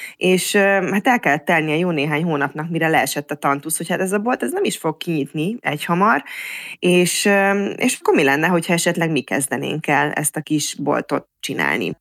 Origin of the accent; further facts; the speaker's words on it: Mórahalom, Csongrád-Csanád, Hungary; én Szeged mellett Mórahalman nőttem fel